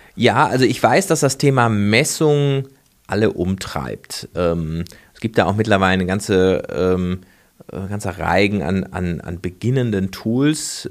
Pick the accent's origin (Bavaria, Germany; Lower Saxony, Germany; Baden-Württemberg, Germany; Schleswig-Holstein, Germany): Baden-Württemberg, Germany; Freiburg; ich komme aus Freiburg, äh, das ist ja so eine, so eine Ökostadt